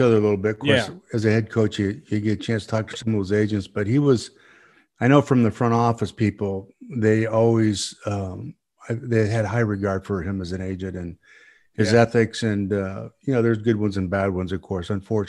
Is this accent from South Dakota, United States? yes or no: yes; Sioux Falls, South Dakota, United States; I'm from Sioux Falls. That's where I was born